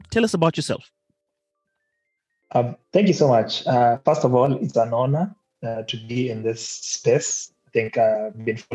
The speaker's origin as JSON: {"language": "English", "town": "Kisauni", "region": "Mombasa County", "country": "Kenya", "tie": "born or raised there", "lives_now": "Mtwapa, Kenya", "said": "I born and raised in Kisauni, but coming to Mtwapa later on, where they finally settled. And I guess right now, Mtwapa is what I call home."}